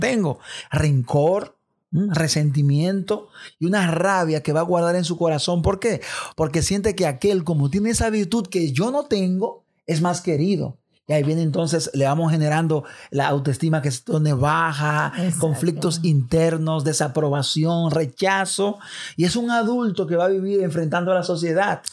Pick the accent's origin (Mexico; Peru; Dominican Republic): Dominican Republic; los dominicanos nos encanta el béisbol